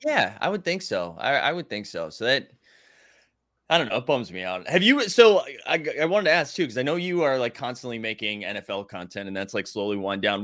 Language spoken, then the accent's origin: English; Massachusetts, United States; I'm from Massachusetts